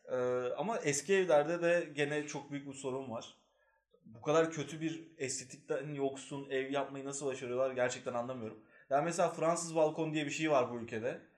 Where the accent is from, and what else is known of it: Eskişehir, Turkey